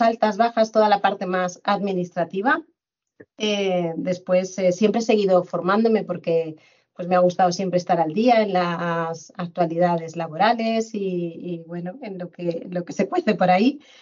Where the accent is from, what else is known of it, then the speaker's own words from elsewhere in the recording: Madrid, Community of Madrid, Spain; moved away as an adult; also born or lived in Fuerteventura / Benidorm; now in Mallorca, Spain; volví a mi tierra natal y, en Madrid